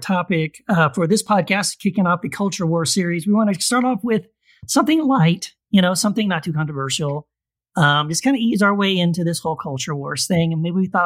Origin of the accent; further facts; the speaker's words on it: Texas border towns, United States; also born or lived in Tennessee; I was born in Tennessee. And we moved away from Tennessee, my mom and dad and I, when I was like in second grade, and we moved to Texas, and we lived on the border, like border towns in Texas. And that's mostly where I grew up